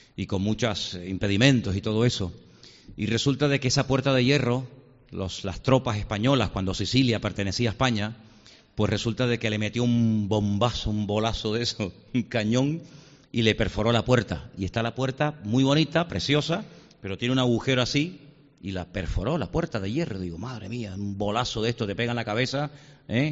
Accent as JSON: {"language": "Spanish", "country": "Venezuela", "tie": "born or raised there", "said": "nací en Venezuela"}